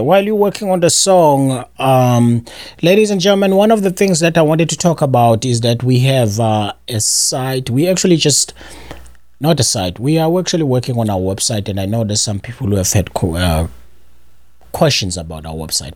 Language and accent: English; South Africa; moved away; as a South African